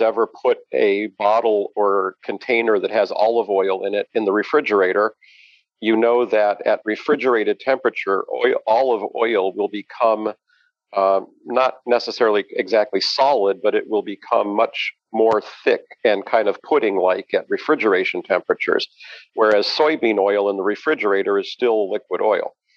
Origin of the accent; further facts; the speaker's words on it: Denver, Colorado, United States; moved away as an adult; now in Chicago, United States; I grew up in Denver, Colorado